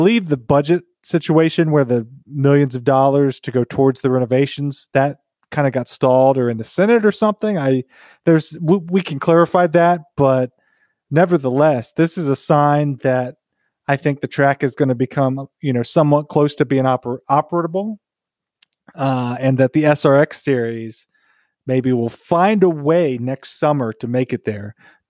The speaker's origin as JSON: {"language": "English", "town": "North Wilkesboro", "region": "North Carolina", "country": "United States", "tie": "born or raised there", "said": "we're from Wilkesboro, North Wilkesboro, we're natives, it's close to home."}